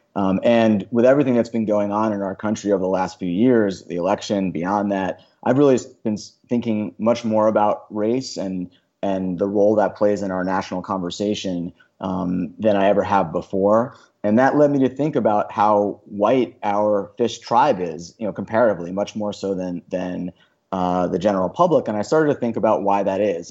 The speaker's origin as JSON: {"language": "English", "area": "Long Island", "region": "New York", "country": "United States", "tie": "born or raised there", "said": "I grew up on Long Island"}